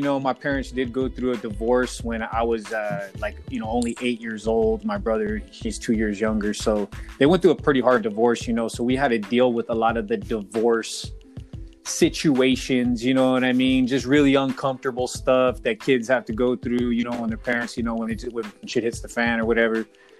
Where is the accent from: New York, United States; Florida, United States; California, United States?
California, United States; Santa Paula; also born or lived in Camarillo; I was born in Camarillo because that's where my mom was at the time. Mm-hmm. But I was raised in Santa Paula my whole life, you know, Santa Paula High School.